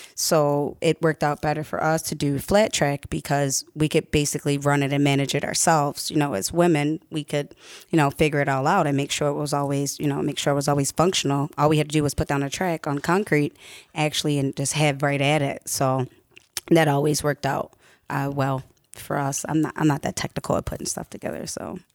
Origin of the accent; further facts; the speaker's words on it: Baltimore, Maryland, United States; moved away as an adult; I am originally from Baltimore, and I went to Baltimore Public Schools